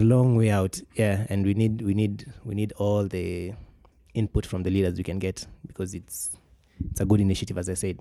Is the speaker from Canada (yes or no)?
no; Kenya; being a Kenyan